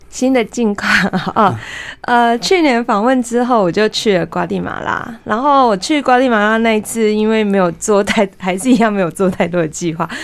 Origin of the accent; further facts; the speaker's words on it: Taiwan; 我是台湾人